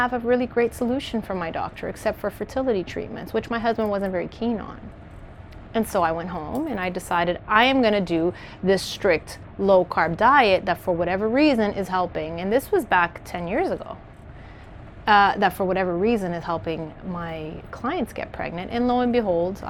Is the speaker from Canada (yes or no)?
yes; Canada; moved away as an adult; also born or lived in Maputo, Mozambique; I was raised in Canada, but I was born in Mozambique.